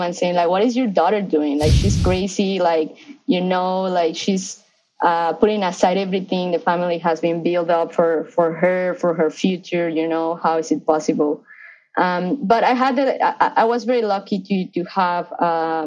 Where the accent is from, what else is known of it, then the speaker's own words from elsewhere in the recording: Mexico City, Mexico; moved away as an adult; now in Los Angeles, United States; I grew up in Mexico City. So I'm Mexican right now. I'm living